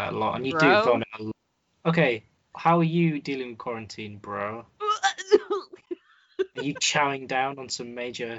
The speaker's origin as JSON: {"language": "English", "region": "Wales", "country": "United Kingdom", "said": "I'm Welsh, man."}